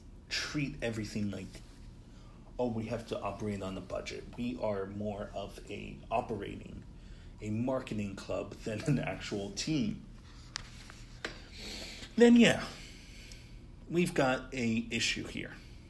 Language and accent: English; United States; even as an American